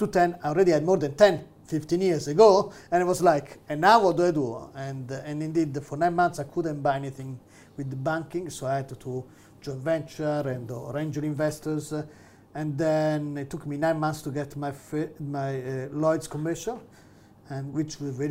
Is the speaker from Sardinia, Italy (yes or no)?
no; Rome, Lazio, Italy; English is a second language; moved away as an adult; now in Manchester, United Kingdom; I grew up in Rome